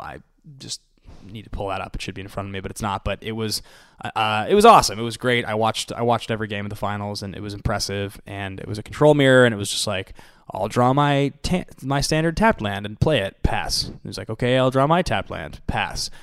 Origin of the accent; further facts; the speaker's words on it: Seattle, Washington, United States; I'm from there